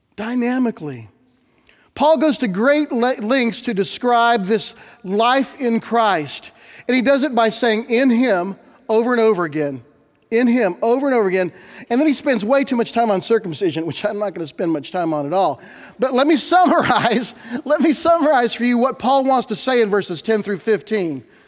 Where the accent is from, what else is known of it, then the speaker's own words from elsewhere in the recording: Bethany, Oklahoma, United States; When I was a kid growing up in Bethany, Oklahoma